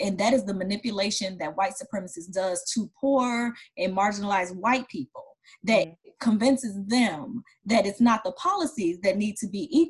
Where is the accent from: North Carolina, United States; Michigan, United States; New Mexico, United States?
Michigan, United States; Detroit; I'm from Detroit, and though it wasn't called Chocolate City, my whole experience, I went K through 12 was all Black, my neighborhood